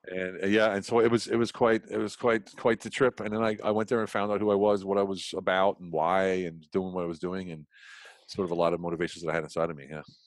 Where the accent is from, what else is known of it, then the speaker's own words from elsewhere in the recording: Central Pennsylvania, United States; moved away as an adult; now in Europe; I grew up in Pennsylvania, you know what I call Pennsylvania, Central mm-hmm. Pennsylvania